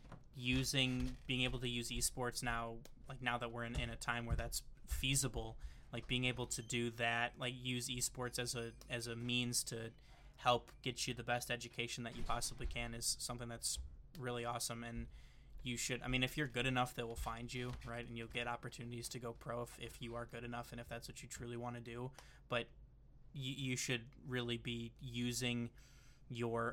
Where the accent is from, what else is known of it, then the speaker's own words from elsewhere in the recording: Michigan, United States; I'm from Michigan, so I went out of state